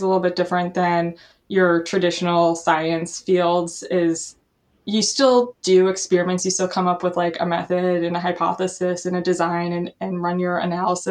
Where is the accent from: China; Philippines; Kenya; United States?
United States; Milwaukee, Wisconsin; also born or lived in Madison, Wisconsin; I grew up in the Milwaukee area, which is about an hour away from Madison